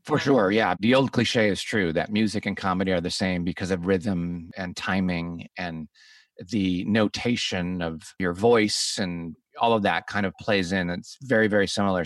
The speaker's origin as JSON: {"language": "English", "town": "Chicago", "region": "Illinois", "country": "United States", "said": "I'm from Chicago"}